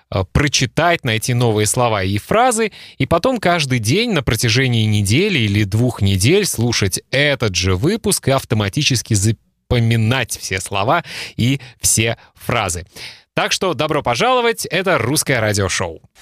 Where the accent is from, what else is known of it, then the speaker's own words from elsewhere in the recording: Belarus; мы с тобой русскоговорящие, но я по национальности белорус. У меня в свидетельстве о рождении написано, что я белорус.